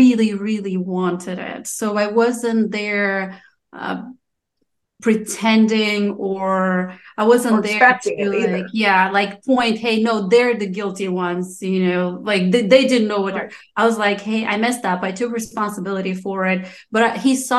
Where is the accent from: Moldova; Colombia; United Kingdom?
Moldova; first language Romanian; English is a second language; moved away; I'm from Moldova